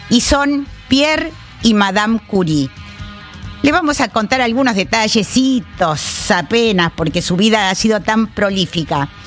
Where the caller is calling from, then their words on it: Berazategui, Buenos Aires Province, Argentina; Hola Nora, buen día … de Verazategui.